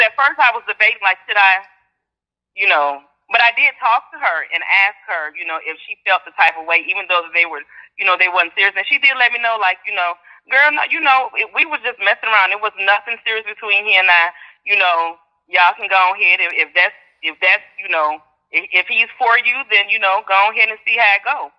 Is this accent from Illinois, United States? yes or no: yes; Chicago, Illinois, United States; now in Schaumburg, United States; I grew up in Chicago, but I stay in Schaumburg